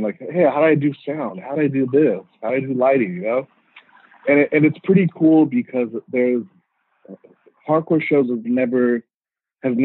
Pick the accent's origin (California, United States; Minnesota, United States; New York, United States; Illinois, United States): California, United States; Riverside; also born or lived in Montebello, California / Mexico; I grew up in Riverside